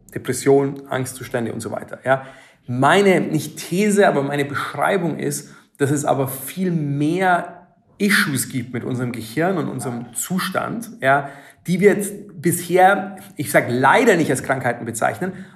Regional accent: Germany; Ich bin auf dem Land aufgewachsen

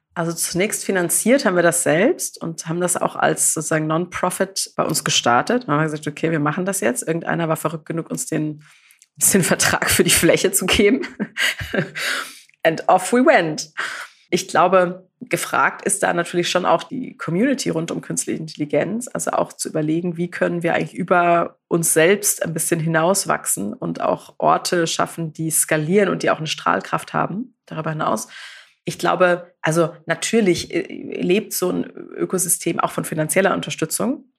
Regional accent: Karlsruhe, Baden-Württemberg, Germany; ich bin ja aus Karlsruhe

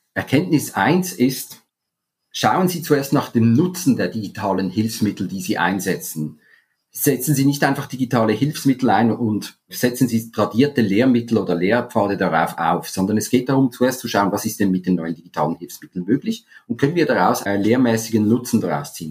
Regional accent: Zurich, Switzerland; moved away as an adult; also born or lived in Spain; Ich habe viele Jahre im Ausland gelebt, ich komme aus Zürich, bin jetzt seit mittlerweile zehn Jahren auch zurück

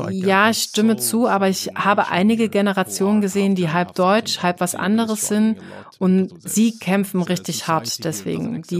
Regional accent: Egypt; Also, also wo ich herkomme, da ist es auch schwer, dich als Ausländerin zu heiraten und zu akzeptieren. Also jetzt zum Beispiel ein ausländischer Mann, der eine ägyptische Frau heiraten will.

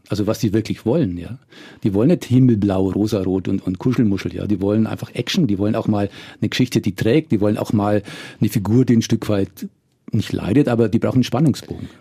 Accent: Würzburg, Bavaria, Germany; ich komme aus Würzburg

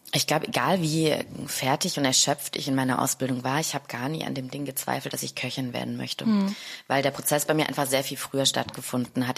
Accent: Stuttgart, Baden-Württemberg, Germany; moved away as an adult; also born or lived in Neukölln, Berlin; now in Berlin, Germany; ich bin Stuttgarterin

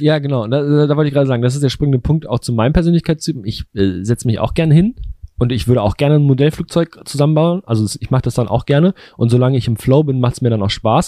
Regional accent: Bielefeld, North Rhine-Westphalia, Germany; meine Heimatstadt Bielefeld

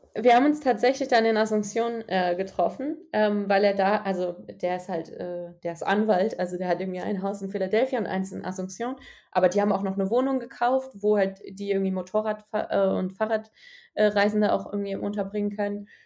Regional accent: Germany; aus Deutschland

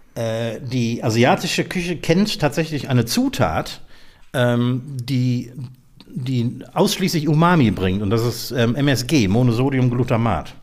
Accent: Mülheim, Germany; moved away; also born or lived in Eifel; in meiner Heimatstadt Mülheim

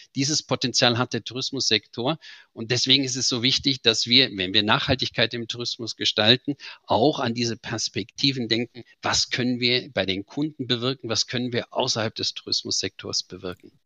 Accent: Germany; wie Sie hören, bin ich Deutscher

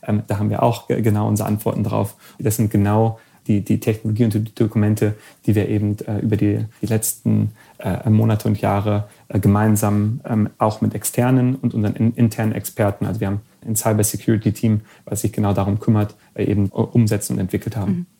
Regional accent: Germany; moved away as an adult; also born or lived in Silicon Valley, United States; ich bin ja ursprünglich aus Deutschland

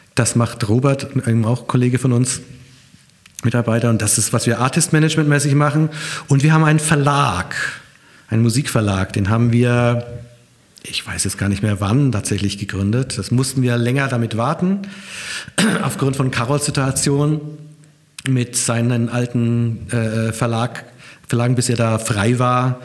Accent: Nuremberg, Bavaria, Germany; now in Hamburg, Germany; ich bin aus Nürnberg

